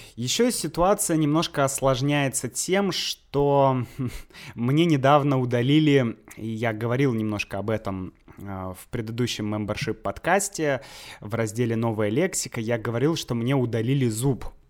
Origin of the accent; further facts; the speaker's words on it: Saint Petersburg, Russia; moved away as an adult; also born or lived in Leningrad Oblast; now in Moscow, Russia; я сам из Санкт-Петербурга, и в Санкт-Петербурге находятся, ну, по сути, все мои родственники